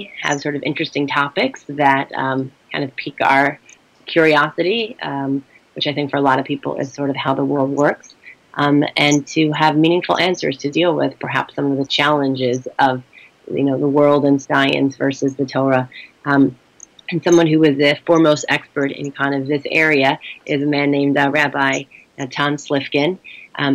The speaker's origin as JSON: {"language": "English", "country": "United States", "said": "I'm American"}